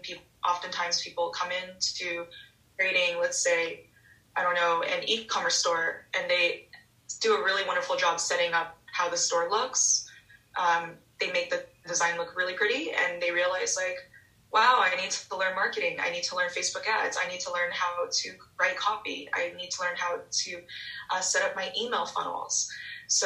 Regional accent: Los Angeles, California, United States; also born or lived in Hong Kong; So, yeah, I was born in California, 4 months old, moved straight to Hong Kong. So from a really early age, I lived in two vastly different worlds, spent 5 years in Hong Kong, where most of my family is.

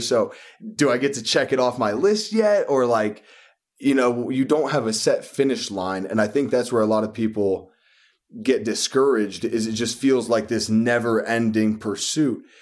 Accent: West Texas, United States; now in New York, United States; I was born and raised in West Texas

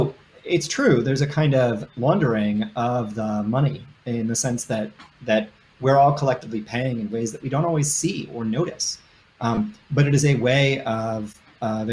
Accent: Michigan, United States; right here in my home state of Michigan

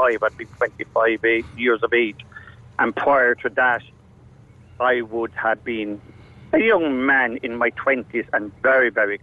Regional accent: Tipperary, Munster, Ireland; moved away; also born or lived in Dublin; I come from Tipperary, a small little village.

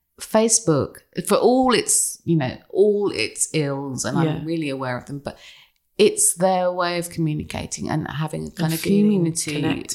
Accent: England, United Kingdom; they were laughing at us because we're English

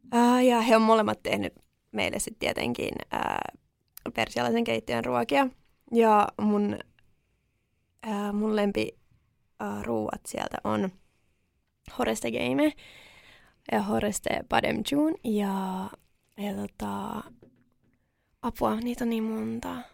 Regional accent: Finland; mä oon syntynyt Suomessa

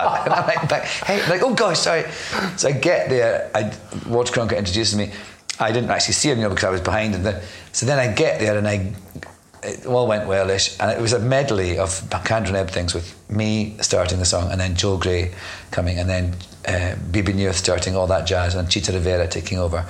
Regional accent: Scotland, United Kingdom; moved away as an adult; also born or lived in London; I'm Scottish, but I lived in London for 10 years.

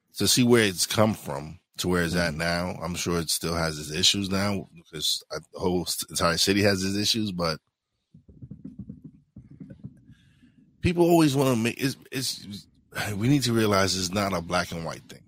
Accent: New York City, New York, United States; I was born and raised in East New York, Brooklyn

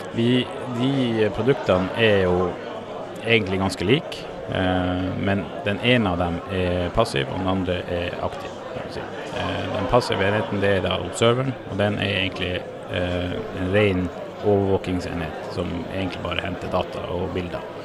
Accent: Norway; jeg ble født på Lopphavet. Okay. I en leggeskyssbåt på vei til Hamar sykehus

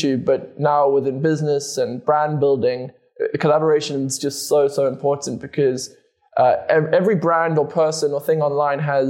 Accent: South Africa; I'm originally from South Africa. That's where I grew up.

